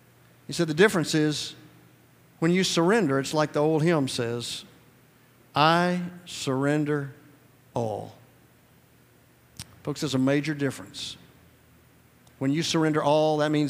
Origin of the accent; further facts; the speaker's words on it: Georgia, United States; I'm from Georgia